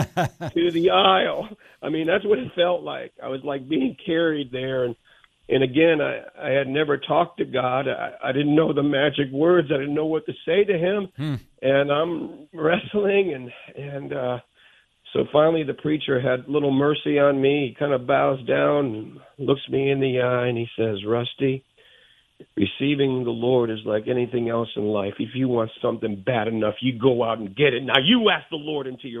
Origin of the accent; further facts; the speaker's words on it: Bridgeport, Connecticut, United States; growing up in Bridgeport, Connecticut with my dad